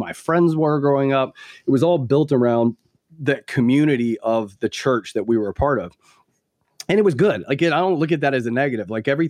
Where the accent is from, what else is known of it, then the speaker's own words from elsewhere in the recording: the South, United States; I grew up deep in the Southern Baptist Church in the South.